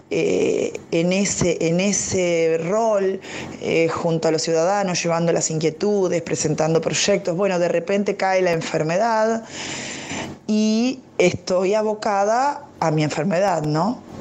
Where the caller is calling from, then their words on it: General Pinto, Buenos Aires Province, Argentina; de General Pinto, provincia de Buenos Aires, Argentina.